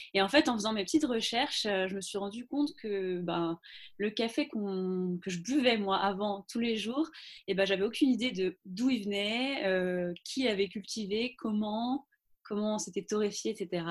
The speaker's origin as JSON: {"language": "French", "region": "Brittany", "country": "France", "also_born_or_lived": "London", "moved": "as an adult", "lives_now": "Nantes, France", "said": "je suis bretonne d'origine"}